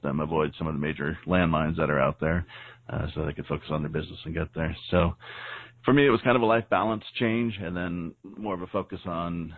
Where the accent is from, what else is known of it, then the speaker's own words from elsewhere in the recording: San Diego, California, United States; growing up in San Diego, California.